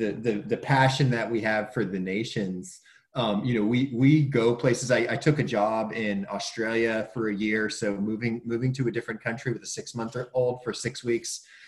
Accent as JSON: {"language": "English", "town": "Williamsburg", "region": "Virginia", "country": "United States", "tie": "born or raised there", "lives_now": "Hampton, United States", "said": "I grew up in Williamsburg, went to school in Newport News in Norfolk, Virginia."}